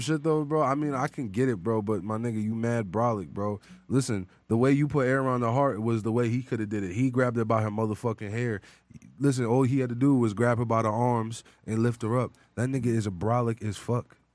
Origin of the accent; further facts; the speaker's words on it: Long Island, New York, United States; I'm from Long Island